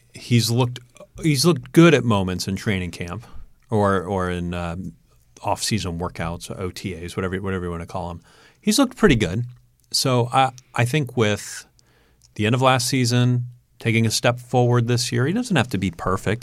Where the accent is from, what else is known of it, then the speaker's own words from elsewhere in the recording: Long Island, New York, United States; now in Indiana, United States; I'm from Long Island originally